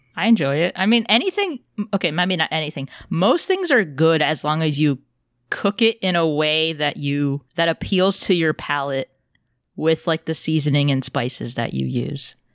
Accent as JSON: {"language": "English", "country": "United States", "said": "I'm American"}